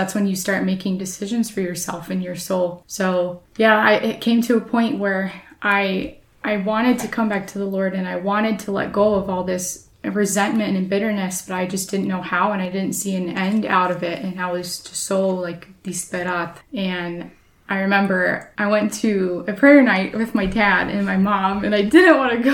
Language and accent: English; Portland, United States; I grew up at church in Philadelphia, at Philadelphia Church in Portland